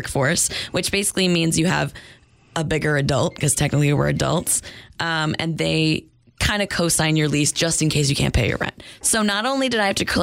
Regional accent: New Hampshire, United States; moved away as an adult; now in New York City, United States; I am from New Hampshire originally.

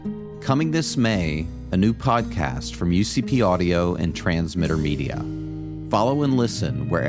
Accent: Florida, United States; Growing up in Florida in the early 70s

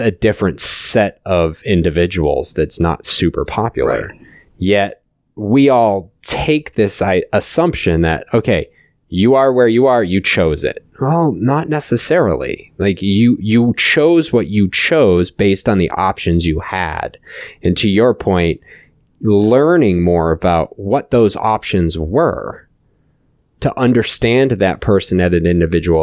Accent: United States; I'm an American. Yeah, I choose to be an American. No, I was born here

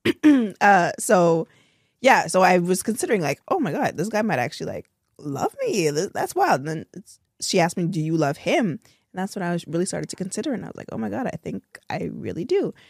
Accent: Toronto, Ontario, Canada; I'm from Toronto

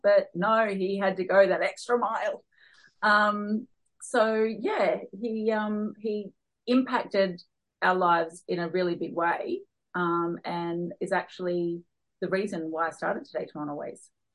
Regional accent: Newcastle, New South Wales, Australia; moved away as an adult; also born or lived in Darwin; I was born and raised here in Newcastle, and I always swore I would never move back.

